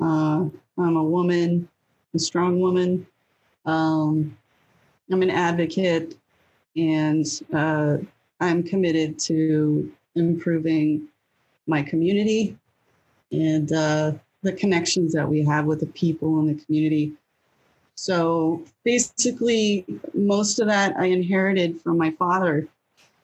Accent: Nashua, New Hampshire, United States; also born or lived in California / Manchester, New Hampshire; I was born in California. And I lived in a couple of different states before we settled in New Hampshire when I was a kid. But I mostly grew up in Nashua.

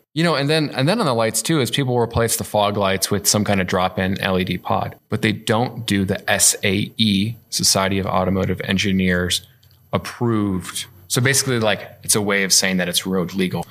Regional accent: Illinois, United States; moved away; I'm from Illinois

